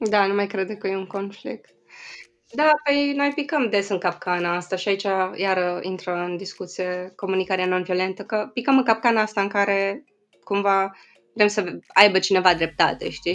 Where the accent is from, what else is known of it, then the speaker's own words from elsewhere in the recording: Sighișoara, Mureș County, Romania; moved away; În Sighișoara, în orașul meu natal